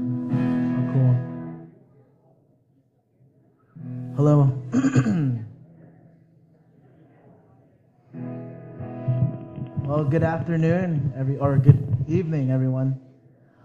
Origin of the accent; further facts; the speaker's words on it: Salinas, California, United States; I grew up here in Salinas, so I'm, 831 guy